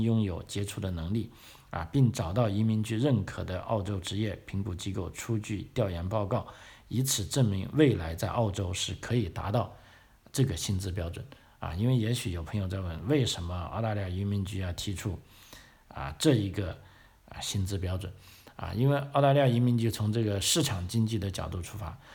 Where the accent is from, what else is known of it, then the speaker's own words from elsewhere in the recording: China; 因为就从我们中国人的这个，呃，尤其是知识分子这个传统的观点来说啊